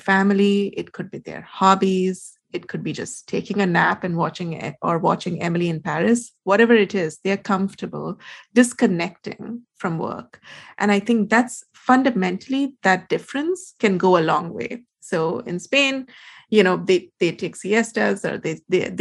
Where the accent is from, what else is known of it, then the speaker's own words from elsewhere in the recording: India; I'm Indian.